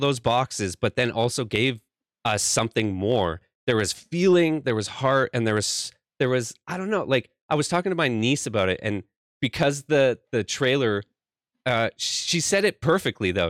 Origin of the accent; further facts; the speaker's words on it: Canada; I'm from Canada